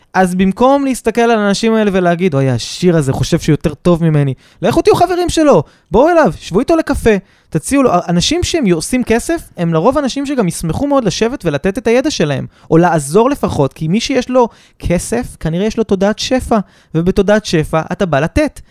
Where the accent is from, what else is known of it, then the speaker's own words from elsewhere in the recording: Kfar Saba, Central District, Israel; זיכרונות מהשכונה בכפר סבא